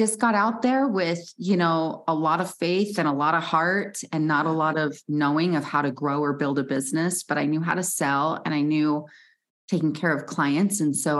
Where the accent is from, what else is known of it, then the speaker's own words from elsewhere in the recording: Salt Lake City, Utah, United States; I grew up in Salt Lake City, Utah, where I'm based